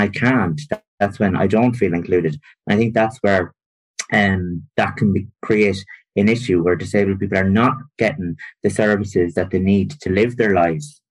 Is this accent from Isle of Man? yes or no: no; rural Longford, Drumleesh, County Longford, Ireland; also born or lived in Maynooth; I'm from rural Longford, so I'm from Drumleesh, a small village. I'm the youngest of 9 children. I went through mainstream primary school, secondary school